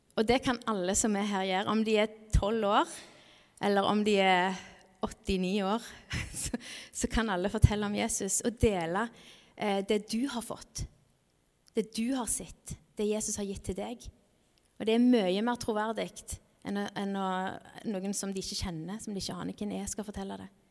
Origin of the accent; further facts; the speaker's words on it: Norway; landet vårt er et stort misjonsland